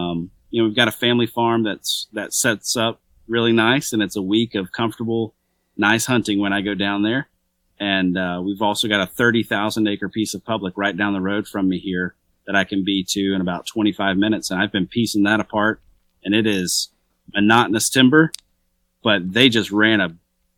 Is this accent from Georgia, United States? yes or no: yes; Georgia, United States; I'm a redneck from Georgia, so.